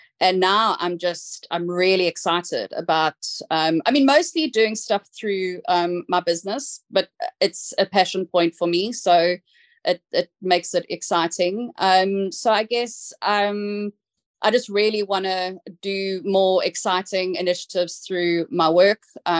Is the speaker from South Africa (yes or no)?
yes; South Africa; accent: South African; I'm going to say it in my South African accent, which might throw some people off